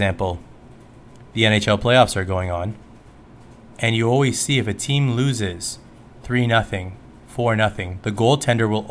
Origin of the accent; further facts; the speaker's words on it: Canada; especially as a Canadian